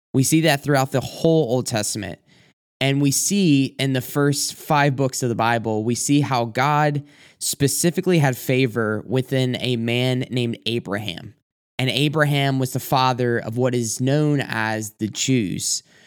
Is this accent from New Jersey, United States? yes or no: no; South Carolina, United States; moved away as an adult; now in Michigan, United States; I'm originally from South Carolina